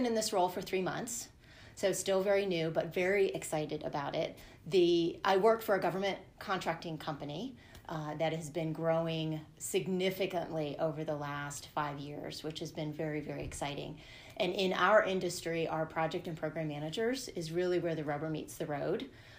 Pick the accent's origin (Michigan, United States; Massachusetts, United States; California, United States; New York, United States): California, United States; born there; And I was born in California. My dad was in the Army at the time, so moved around a ton until I hit seventh grade.